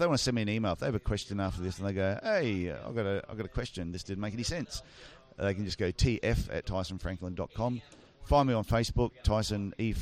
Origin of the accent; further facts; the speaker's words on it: Queensland, Australia; We're from Queensland. We're born and bred on that stuff.